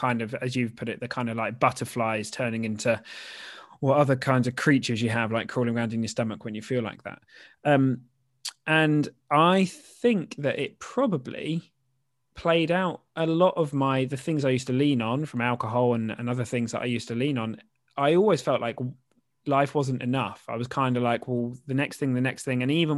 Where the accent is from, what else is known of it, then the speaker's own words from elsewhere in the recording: Norfolk, East of England, United Kingdom; I grew up in Norfolk, just down the road, so I know Yarmouth.